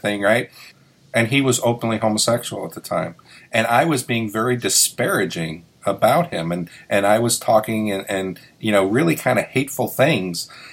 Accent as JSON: {"language": "English", "town": "New York City", "region": "New York", "country": "United States", "tie": "born or raised there", "moved": "yes", "said": "I grew up in New York City and it was a rough area to grow"}